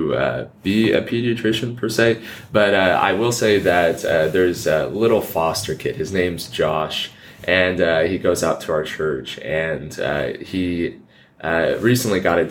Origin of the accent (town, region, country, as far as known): Columbus, Kansas, United States; born or raised there